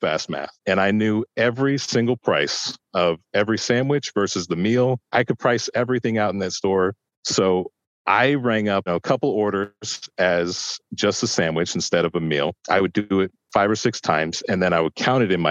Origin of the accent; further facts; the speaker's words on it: Chicago, Illinois, United States; now in Sacramento, United States; I'm originally from Chicago